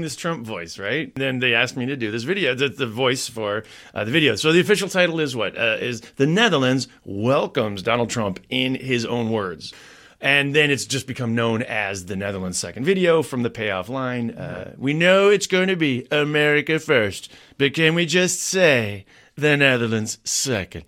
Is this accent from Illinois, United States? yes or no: yes; Chicago, Illinois, United States; moved away as an adult; also born or lived in Amsterdam; I grew up in Chicago